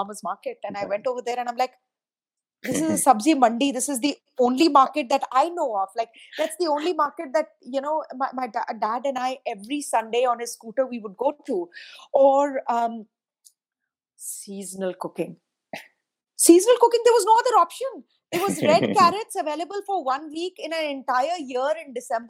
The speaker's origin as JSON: {"language": "English", "country": "India", "tie": "born or raised there", "moved": "as an adult", "lives_now": "United States", "said": "growing up in India"}